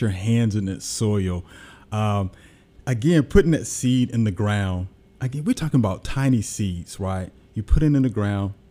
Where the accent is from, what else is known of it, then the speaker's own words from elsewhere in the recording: Jackson, Mississippi, United States; born and raised in Jackson, Mississippi.